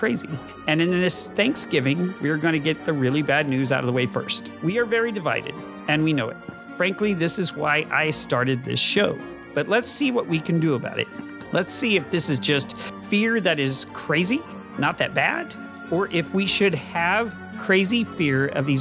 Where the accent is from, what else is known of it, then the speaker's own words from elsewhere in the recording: Texas, United States; a Texan caught in the middle. I am that Texan